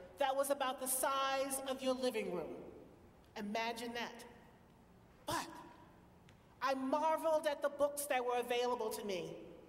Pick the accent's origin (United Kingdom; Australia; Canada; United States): United States; Virginia; moved away; I'm from Virginia